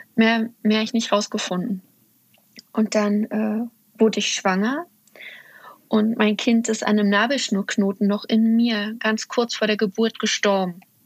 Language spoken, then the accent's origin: German; Uckermark, Brandenburg, Germany; moved away; ich komme ursprünglich aus der Uckermark in Brandenburg und da, also aus dem Osten sozusagen